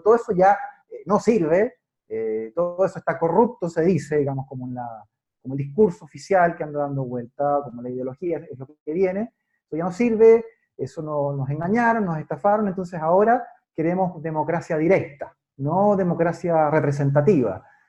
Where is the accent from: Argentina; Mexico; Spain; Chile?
Chile; yo vivo en Chile, soy chileno